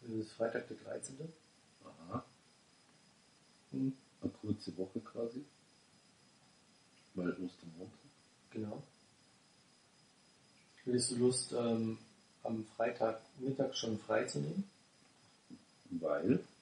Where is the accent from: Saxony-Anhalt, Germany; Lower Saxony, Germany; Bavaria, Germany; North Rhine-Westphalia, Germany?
Bavaria, Germany; Munich; bei uns in München